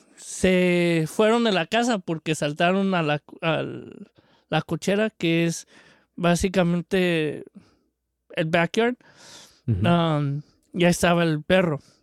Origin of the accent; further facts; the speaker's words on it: Mexico; de chico yo tuve en México tuvimos varios perros de mis tíos